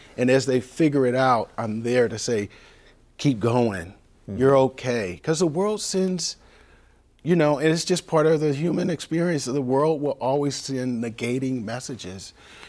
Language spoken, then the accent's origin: English; San Diego, California, United States; You know, we grew up in Bay Vista Methodist apartments, and you ask people, 49th and Logan in San Diego